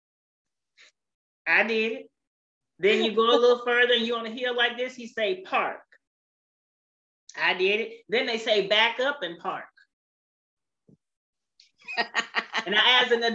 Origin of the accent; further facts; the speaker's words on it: San Francisco Bay Area, California, United States; I'm from the San Francisco Bay Area.